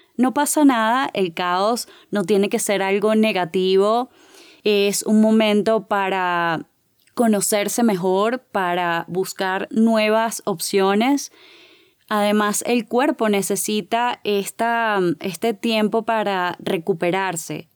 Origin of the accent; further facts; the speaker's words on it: Caracas, Capital District, Venezuela; accent: Caracas; now in Colombia; Soy de Venezuela, no sé si ya lo habrán notado por mi acento que es de Caracas.